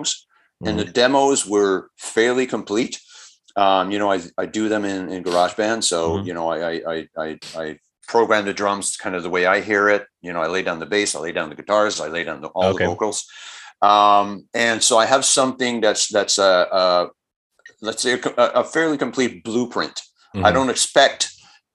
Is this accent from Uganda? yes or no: no; Montreal, Quebec, Canada; we're from Montreal